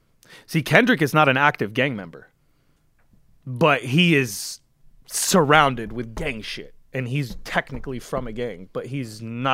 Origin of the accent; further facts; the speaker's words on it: Lebanon; also born or lived in West Coast, United States; now in Los Angeles, United States; I'm from Lebanon. Kids in my village who don't have water and electricity have … shirts.